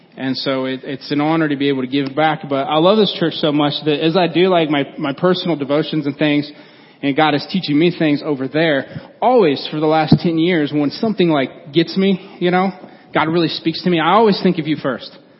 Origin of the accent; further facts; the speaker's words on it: Fulton County, Illinois, United States; moved away; we're from Fulton County